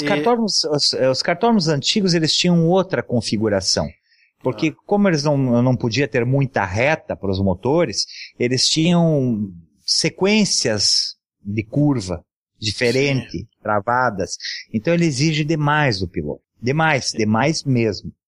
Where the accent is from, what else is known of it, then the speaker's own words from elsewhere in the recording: São José dos Pinhais, Paraná, Brazil; eu fui criado andando em São José dos Pinhais